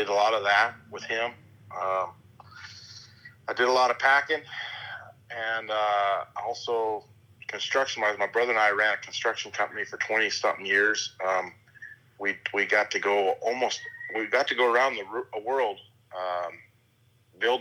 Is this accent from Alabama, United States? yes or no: no; Lehi, Arizona, United States; moved away as an adult; also born or lived in Idaho; now in Oriana, United States; I grew up in a little hay community called Lehi, Arizona. I was there 20 years